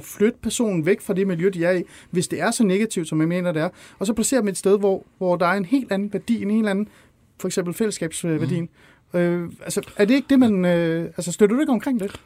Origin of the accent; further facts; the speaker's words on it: North Zealand, Capital Region of Denmark, Denmark; also born or lived in Iran; jeg voksede op i Ålskov i Nordsjælland